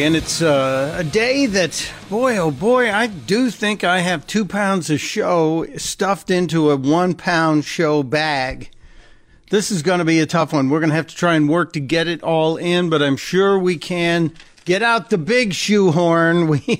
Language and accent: English; Chicago, Illinois, United States; Now, I'm a white guy from Chicago. Yeah, I grew up on the South Side. We moved to the suburbs. But I'm a white guy on South Side of Chicago